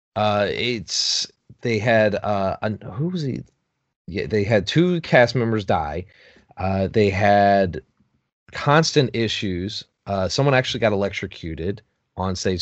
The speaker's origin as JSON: {"language": "English", "region": "Connecticut", "country": "United States", "tie": "born or raised there", "said": "That's actually my hometown"}